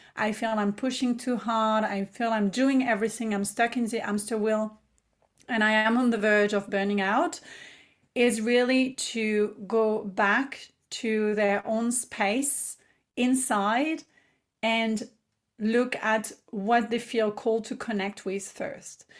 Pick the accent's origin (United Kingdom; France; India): France; English is a second language; moved away as an adult; also born or lived in Paris, France; now in Australia; I am born and raised in France, as I've shared, and I moved to Australia about eight years ago